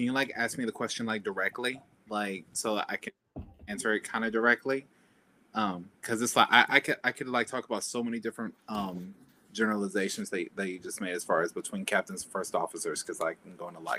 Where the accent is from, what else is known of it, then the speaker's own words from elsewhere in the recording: Little Rock, Arkansas, United States; I'm 27 from Little Rock, Arkansas